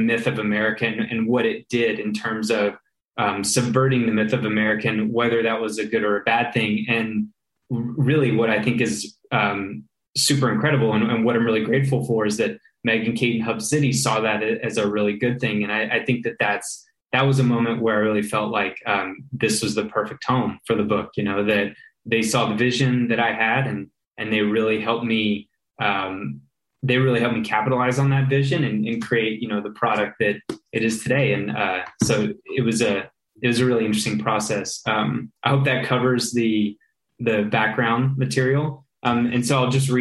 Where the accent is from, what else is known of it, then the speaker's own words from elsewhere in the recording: Texas, United States; growing up in Texas, those were sort of really potent elements for me as a child